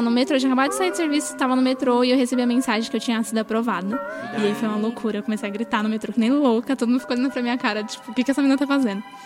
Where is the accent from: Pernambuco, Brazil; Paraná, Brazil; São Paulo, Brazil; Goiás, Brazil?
São Paulo, Brazil; moved away as an adult; now in Palmas, Brazil; eu sou de São Paulo